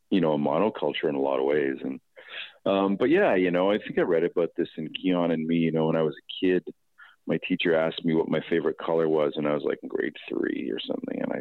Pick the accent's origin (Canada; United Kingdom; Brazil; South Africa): Canada; Toronto, Ontario; my hometown, Toronto. Well, my hometown is Etobicoke, I guess.